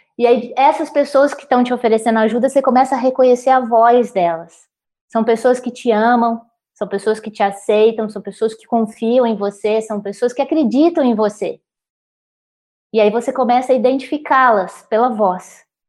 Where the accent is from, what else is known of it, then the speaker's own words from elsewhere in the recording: Minas Gerais, Brazil; Como mineira